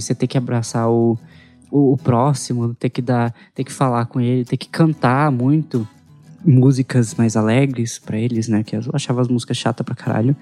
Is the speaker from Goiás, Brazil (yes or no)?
yes; Anápolis, Goiás, Brazil; also born or lived in São Miguel do Araguaia / Inhumas; A gente era católico, a gente cresceu em Anápolis, eu, eu, sou, eu nasci em Anápolis